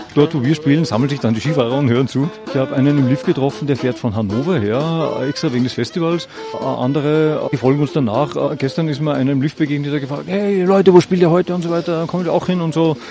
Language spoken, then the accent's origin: German; Upper Austria, Austria; wir sind aus Oberösterreich, von der Gruppe Stelzhammer